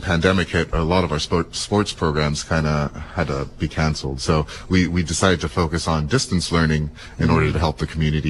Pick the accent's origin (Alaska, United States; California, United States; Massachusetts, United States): California, United States; Seaside; I'm from the area. Yeah? I grew up in Seaside. Yeah? I went to Monterey High. And now I'm working for the Monterey YMCA.